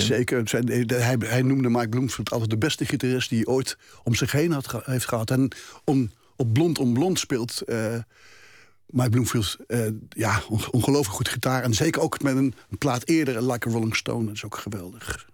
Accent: Gelderland, Netherlands; ik schrijf ook iedere dag een column in, in een krant in mijn geboortestreek, de Gelderlanden

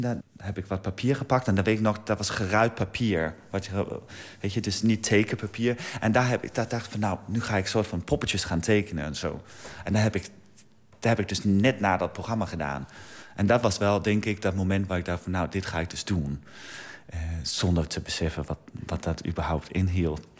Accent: Denmark; moved away; mijn vaderland

